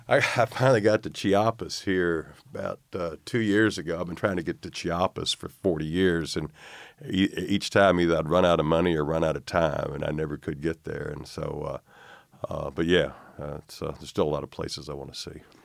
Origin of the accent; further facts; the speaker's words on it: North Little Rock, Arkansas, United States; also born or lived in Miami; born in Arkansas, family moved to Miami for six years when I was a kid